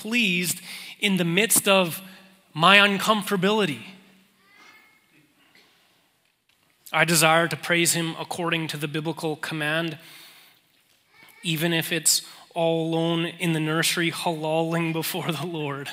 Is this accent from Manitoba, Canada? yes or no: yes; Manitoba, Canada; now in Calgary, Canada; we're both from Manitoba